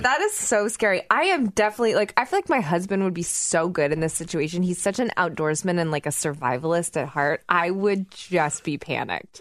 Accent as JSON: {"language": "English", "region": "Oklahoma", "country": "United States", "tie": "born or raised there", "moved": "yes", "said": "growing up in Oklahoma"}